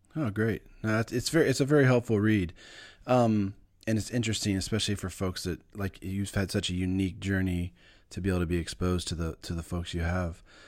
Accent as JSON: {"language": "English", "country": "United States", "said": "as an American"}